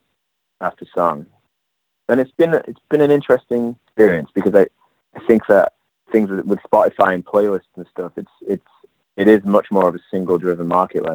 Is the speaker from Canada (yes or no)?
no; England, United Kingdom; moved away as an adult; also born or lived in London / New York; now in Los Angeles, United States; I'm from England.